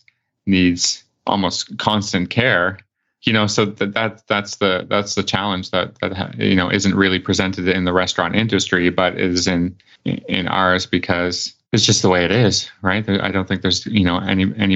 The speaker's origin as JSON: {"language": "English", "country": "Canada", "said": "I'm Canadian"}